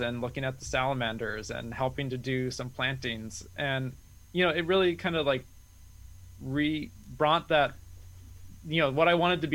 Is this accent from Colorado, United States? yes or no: no; Eastern Washington, United States; now in Western Washington, United States; I grew up in Eastern Washington where ponderosa pines were the main forest tree.